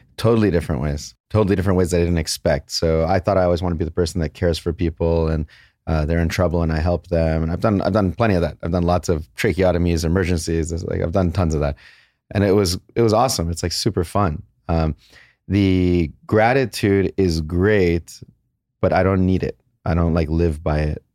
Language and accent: English; San Jose, California, United States; also born or lived in Los Angeles; I was born in San Jose. My parents were born in Iran, and they moved away in, like, nineteen seventy. San Jose was fantastic. We moved to L A when we were about twelve years old